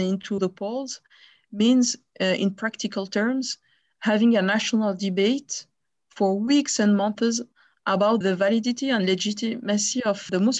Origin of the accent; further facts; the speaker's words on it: Geneva, Switzerland; I was born here in Switzerland, in Geneva.